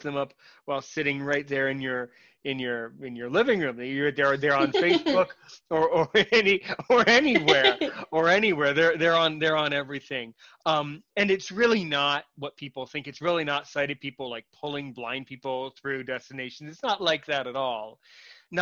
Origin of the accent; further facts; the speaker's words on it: United States; as an American blind person